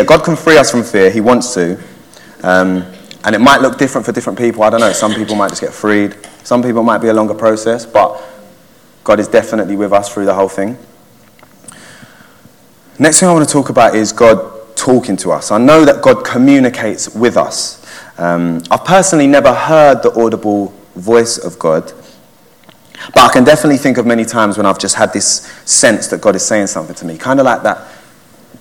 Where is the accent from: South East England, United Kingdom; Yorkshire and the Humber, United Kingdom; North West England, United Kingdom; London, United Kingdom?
London, United Kingdom; Waltham Forest; I grew up in Waltham Forest and went to secondary school over there